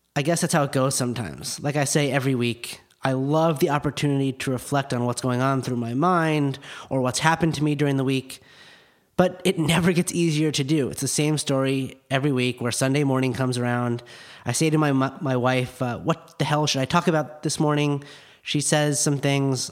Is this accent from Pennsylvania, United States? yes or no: no; Park City, Utah, United States; now in Los Angeles, United States; I grew up in Park City, Utah